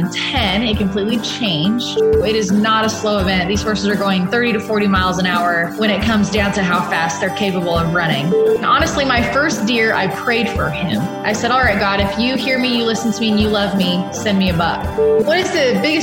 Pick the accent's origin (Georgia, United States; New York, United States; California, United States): California, United States; Laguna Hills; I was born in Laguna Hills